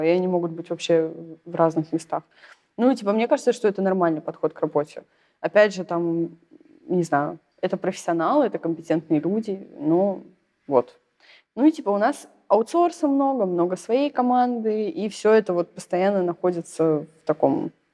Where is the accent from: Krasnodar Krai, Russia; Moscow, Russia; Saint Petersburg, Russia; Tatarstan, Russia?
Saint Petersburg, Russia; moved away; also born or lived in southern Russia; я из Питера, и живу сейчас на юге